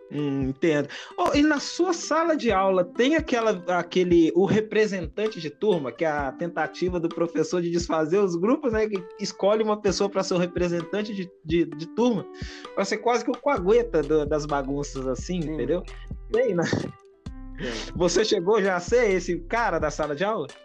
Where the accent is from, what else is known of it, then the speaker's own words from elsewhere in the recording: Minas Gerais, Brazil; aqui eu sou do Sudeste, um pouquinho aqui em Minas uhum. Gerais